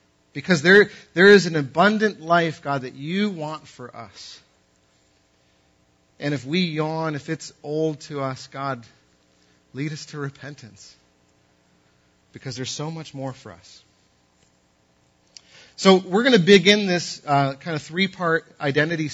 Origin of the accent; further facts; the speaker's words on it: New England, United States; I'm from New England